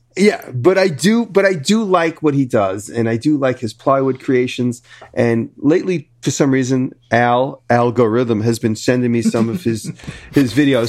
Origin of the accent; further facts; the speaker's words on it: New York City, New York, United States; I'm from Manhattan